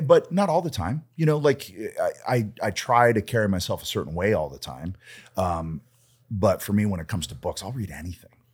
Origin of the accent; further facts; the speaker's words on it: Canada; I'm Canadian